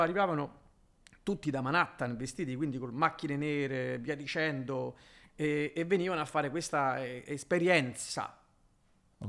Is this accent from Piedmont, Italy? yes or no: no; Rome, Lazio, Italy; moved away as an adult; also born or lived in Miami / Brooklyn; io un romano